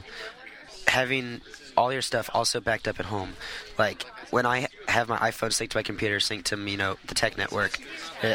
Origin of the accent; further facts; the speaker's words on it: Austin, Texas, United States; moved away; back in my hometown